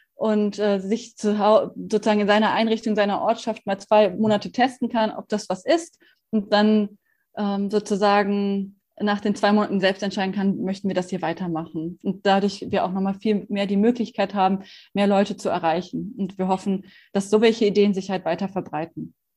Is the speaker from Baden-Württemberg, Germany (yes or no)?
no; Bonn, North Rhine-Westphalia, Germany; in meiner Heimatstadt äh, in Bonn